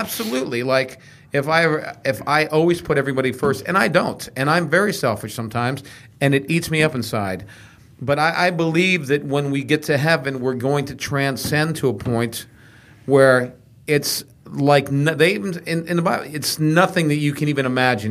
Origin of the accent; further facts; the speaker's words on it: Texas, United States; I grew up in Texas